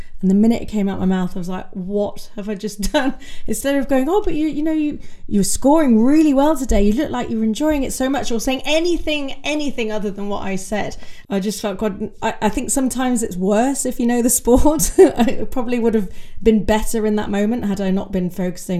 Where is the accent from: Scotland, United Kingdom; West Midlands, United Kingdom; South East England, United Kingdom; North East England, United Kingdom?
West Midlands, United Kingdom; I'm from Warwickshire, we had a really strong tennis county back in the day.